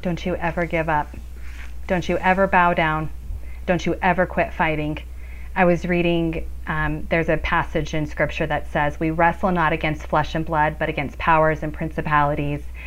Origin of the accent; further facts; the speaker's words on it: Colorado, United States; I'm a you know a fourth generation Coloradan.